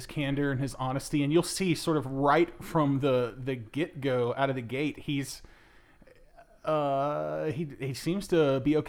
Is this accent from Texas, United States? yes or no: yes; Dallas-Fort Worth area, Texas, United States; born or raised there